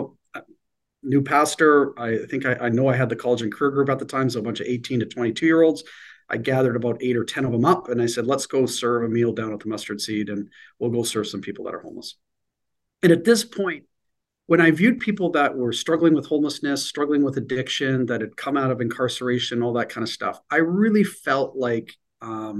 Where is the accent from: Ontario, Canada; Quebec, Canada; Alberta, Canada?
Alberta, Canada; Edmonton; moved away as an adult; also born or lived in Medicine Hat, Alberta; now in Vancouver, Canada; Edmonton was home. I was born in Medicine Hat and got lots of roots in Southern Alberta, but you know, out of the 50 years I've been alive, 46 of them were spent in Edmonton.